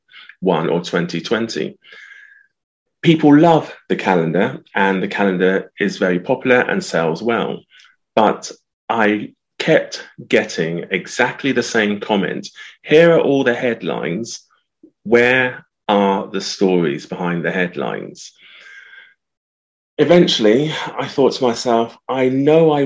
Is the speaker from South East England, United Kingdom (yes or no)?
yes; Southampton, South East England, United Kingdom; I was born in the early 60s in Southampton